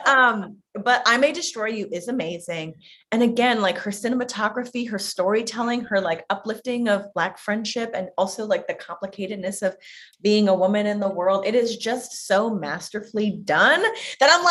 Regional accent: New York, United States; a New Yorker for so long

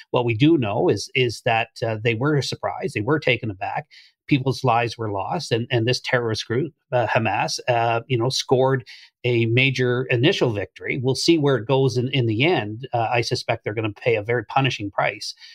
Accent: Canada; any Canadian of my age

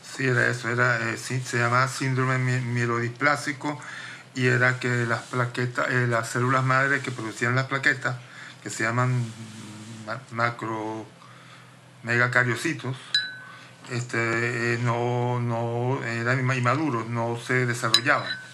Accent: Caracas, Capital District, Venezuela; moved away as an adult; also born or lived in Rome, Italy / London, United Kingdom; now in New York, United States; nací en Roma, viví en Caracas toda mi vida

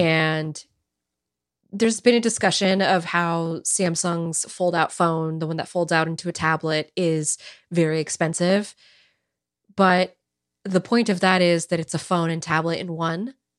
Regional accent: California, United States; I'm born and raised in California. I've never lived anywhere else in my life

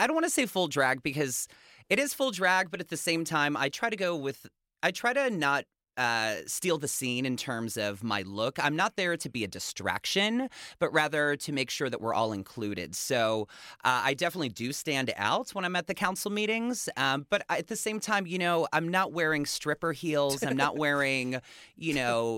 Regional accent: Chicago, Illinois, United States; moved away as an adult; also born or lived in Pittsburgh, Pennsylvania; now in Los Angeles, United States; I'm originally from Chicago. That's where I grew up. Well, I should say I was born in Pittsburgh. My family moved to Chicago when I was 9, and I lived in the city until I was 27

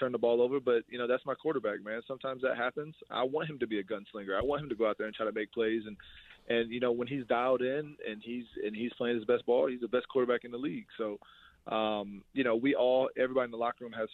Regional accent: Ohio, United States; moved away as an adult; also born or lived in Iowa / Green Bay; now in Buffalo, United States; I'm from Ohio

